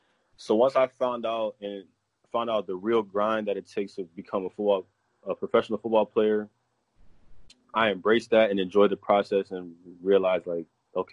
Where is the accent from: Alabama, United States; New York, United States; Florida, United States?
Florida, United States; playing in Florida, growing up in Little League, middle school, high school.